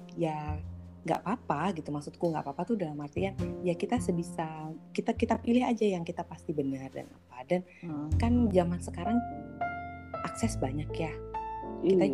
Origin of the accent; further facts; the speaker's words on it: Indonesia; also born or lived in Jakarta; aku orang Indonesia